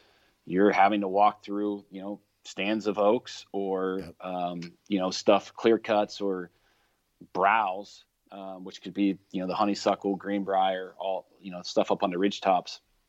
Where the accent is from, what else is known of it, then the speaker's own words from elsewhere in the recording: Ohio, United States; I know it's my home state